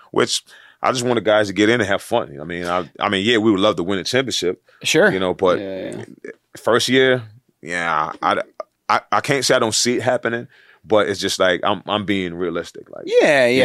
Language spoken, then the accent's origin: English; New York, United States; growing up in New York, it's just like, you know, that's that's the only thing that was there to play.